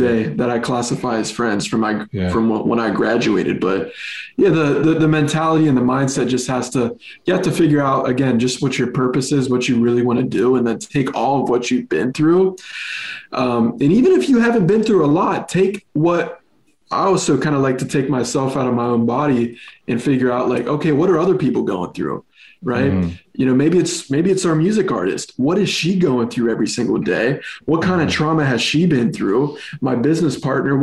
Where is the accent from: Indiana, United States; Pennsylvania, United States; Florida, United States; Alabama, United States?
Pennsylvania, United States; Chambersburg; also born or lived in Los Angeles, United States; now in Texas, United States; I'm from Pennsylvania, a town called Chambersburg, right? It's literally Amish and Mennonite people